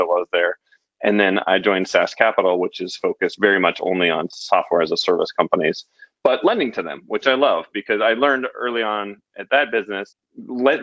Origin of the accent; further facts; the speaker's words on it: Denver, Colorado, United States; I grew up in Denver